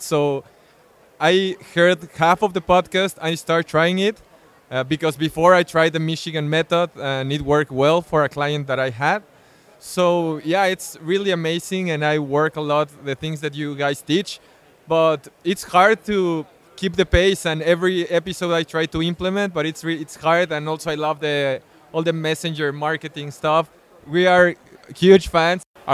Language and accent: English; Cancun, Quintana Roo, Mexico; I'm from Cancun, Mexico